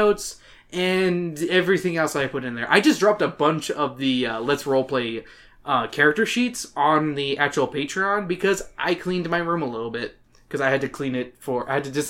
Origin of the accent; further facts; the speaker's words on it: Canada; I'm Canadian